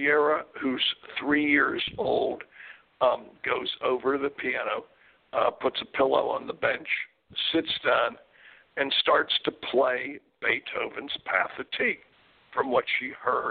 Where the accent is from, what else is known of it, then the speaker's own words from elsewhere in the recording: Pittsburgh, Pennsylvania, United States; When I grew up in Pittsburgh, Pennsylvania, my brother played on a Little League baseball team